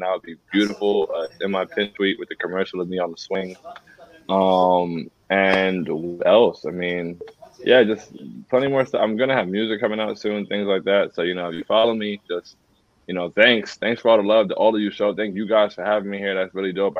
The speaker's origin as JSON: {"language": "English", "region": "Florida", "country": "United States", "tie": "born or raised there", "also_born_or_lived": "Queens, New York", "said": "I was born in Queens, but no, I moved to Florida when I was 7"}